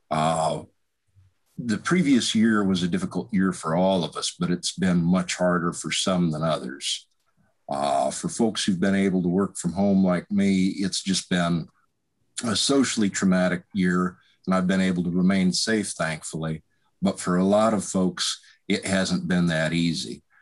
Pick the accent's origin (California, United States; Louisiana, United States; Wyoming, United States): Wyoming, United States; now in Lone Tree, United States; I've lived here and in Nichols over in Muscatine County most of my life, although I am originally from Wyoming.